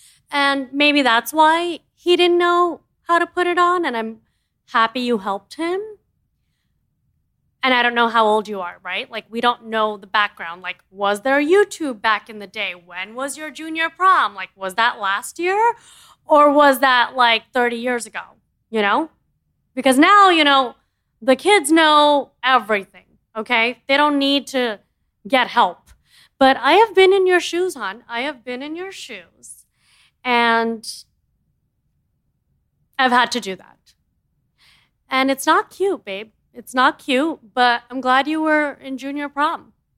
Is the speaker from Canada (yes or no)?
no; India; As you know, I'm an Indian girl. We are all in the family plan.